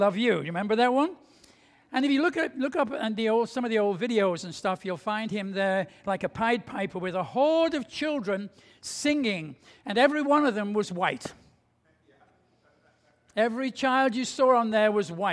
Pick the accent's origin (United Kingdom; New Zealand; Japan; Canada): United Kingdom; England; I grew up in England just after the beginning of the Second World War.